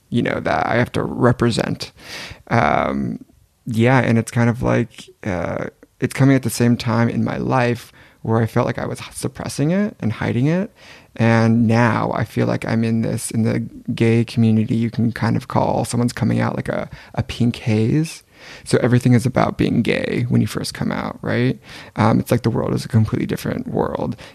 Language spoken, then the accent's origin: English; Gilroy, California, United States; now in Paris, France; We grew up in Gilroy, California together.